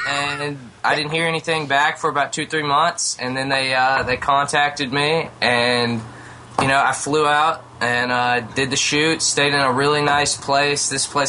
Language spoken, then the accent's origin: English; Tennessee, United States; From Tennessee.